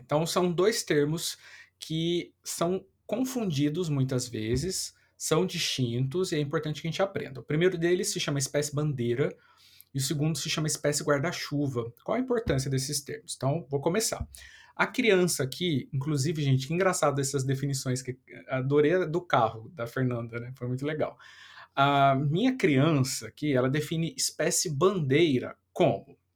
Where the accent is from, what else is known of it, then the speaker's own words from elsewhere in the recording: Taubaté, São Paulo, Brazil; now in Rio de Janeiro, Brazil; minha cidade natal, Taubaté